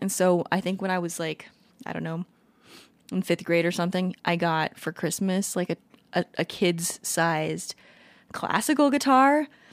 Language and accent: English; Hawaii, United States; I was born in Hawaii and my mom and dad listened to a lot of Hawaiian music